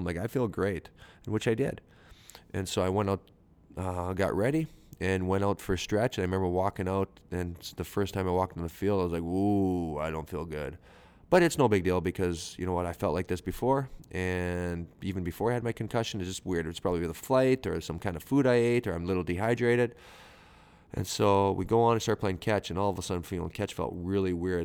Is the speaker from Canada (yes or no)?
yes; Canada; I'm a Canadian dude who, um, who has a high school education